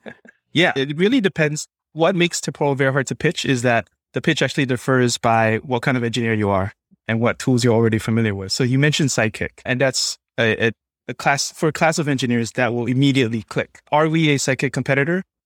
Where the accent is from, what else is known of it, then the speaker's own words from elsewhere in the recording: Singapore; moved away; also born or lived in New York; I'm originally from Singapore